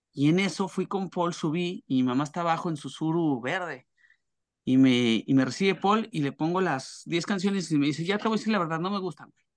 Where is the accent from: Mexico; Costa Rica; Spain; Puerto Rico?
Mexico; Torreón, Coahuila; moved away as an adult; also born or lived in Mexico City; en Torreón, donde yo nací